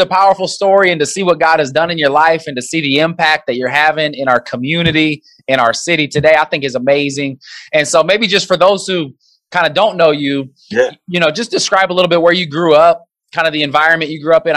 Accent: Nebraska, United States; I grew up in Nebraska, was a big Nebraska fan growing up.

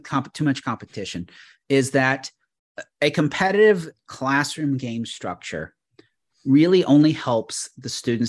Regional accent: Canada; But I'm Canadian.

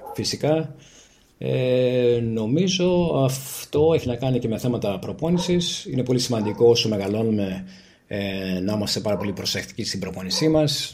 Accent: Greece; είμαστε από την Ελλάδα και εγώ και η σύζυγός μου

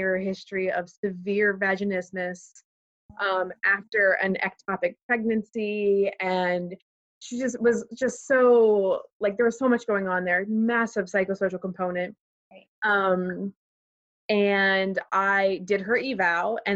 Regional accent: Pittsburgh area, Western Pennsylvania, United States; I'm originally from the Pittsburgh area of Pennsylvania, so Western Pennsylvania. I grew up on a farm in the middle of nowhere

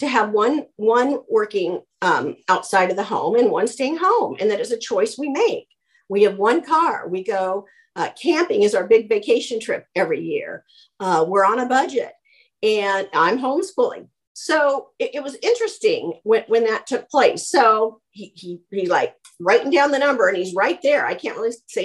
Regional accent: Boulder, Colorado, United States; I grew up in Boulder, Colorado

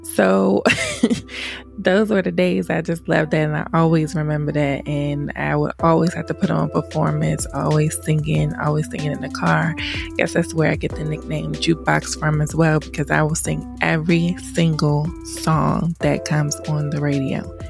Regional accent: Laurel, Maryland, United States; also born or lived in Washington, D.C.; I lived in PG County all my life, so I rep that Pretty Girl County. I claim Laurel, Maryland because I've been there forever

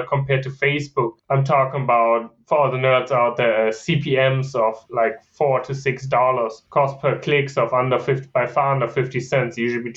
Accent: Germany; English is a second language; moved away as an adult; also born or lived in Virginia, United States / Kansas, United States; now in United States; I'm originally from Germany

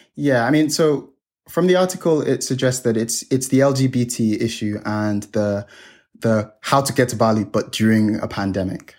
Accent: Nigeria; now in Hong Kong; I'm Nigerian. I come from a third world country.

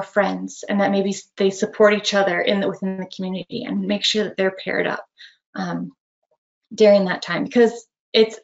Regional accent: Northeast Wisconsin, United States; I grew up in Northeast Wisconsin

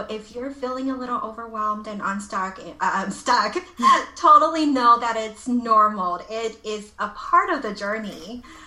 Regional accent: Los Angeles, California, United States; moved away as an adult; now in Taiwan; I'm originally from Los Angeles

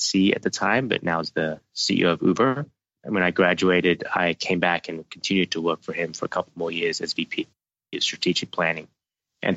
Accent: Australia; moved away as an adult; I grew up in Australia and went to university out there

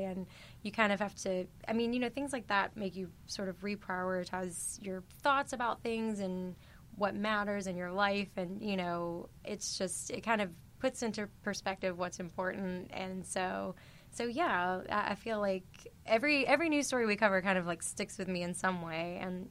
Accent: Chesapeake, West Virginia, United States; moved away as an adult; now in Washington, D.C., United States; back in my hometown of Chesapeake

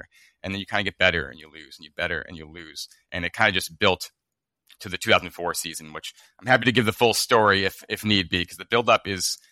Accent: Arlington, Massachusetts, United States; I grew up right in Arlington

